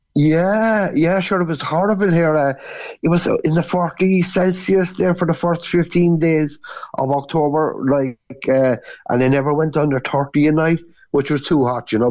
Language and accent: English; Cork, Munster, Ireland; moved away as an adult; now in Canary Islands, Spain; I'm actually from Albert Road in Cork City